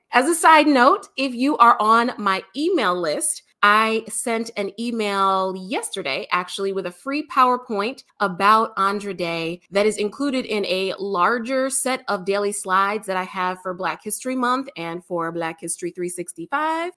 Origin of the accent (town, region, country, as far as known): United States